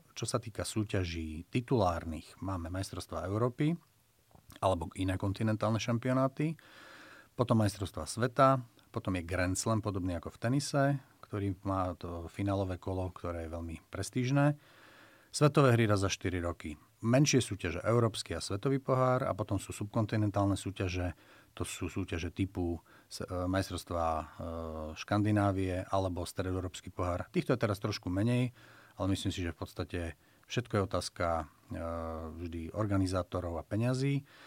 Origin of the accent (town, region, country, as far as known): Slovakia; first language Slovak